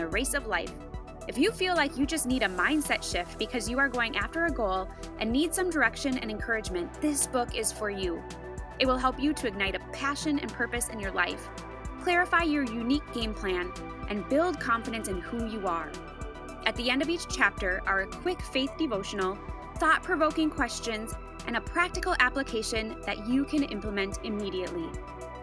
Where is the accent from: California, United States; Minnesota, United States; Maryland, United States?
Minnesota, United States; moved away as an adult; now in Colorado, United States; we're from Minnesota, but we moved in the middle of the shutdown to Colorado.